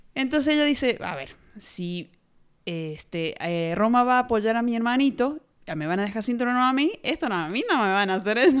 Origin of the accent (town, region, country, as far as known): Argentina